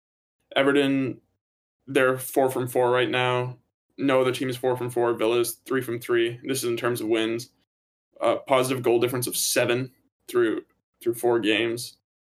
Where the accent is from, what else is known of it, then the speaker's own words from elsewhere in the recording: Ireland; It was heartbreaking again for me as an Irish football fan. We just couldn't get the job done.